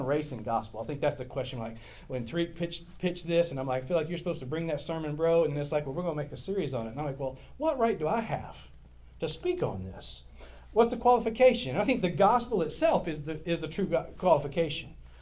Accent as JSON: {"language": "English", "town": "West Monroe", "region": "Louisiana", "country": "United States", "tie": "born or raised there", "said": "I grew up in West Monroe, Louisiana. I went to West Monroe High School."}